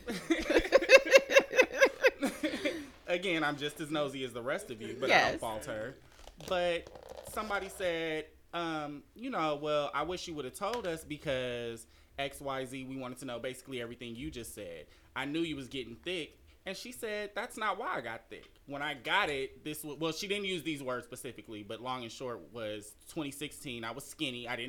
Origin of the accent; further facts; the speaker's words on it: Compton, California, United States; I'm from Compton